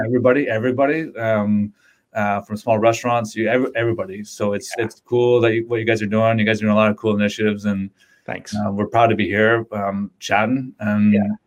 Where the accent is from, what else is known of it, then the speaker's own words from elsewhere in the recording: Windsor, Ontario, Canada; I'm from Windsor